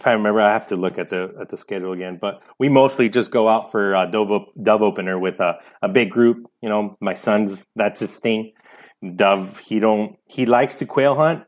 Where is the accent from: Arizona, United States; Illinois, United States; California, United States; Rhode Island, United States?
California, United States; Santa Paula; also born or lived in Los Angeles / Ventura; now in Oxnard, United States; I was born in East LA, Los Angeles, and we moved up to Santa Paula when I was about 7 years old